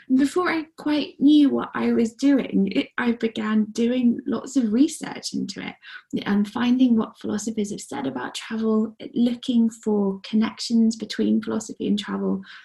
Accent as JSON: {"language": "English", "country": "Guernsey", "tie": "born or raised there", "moved": "yes", "said": "I grew up mostly on the island of Guernsey, which is nine miles by seven."}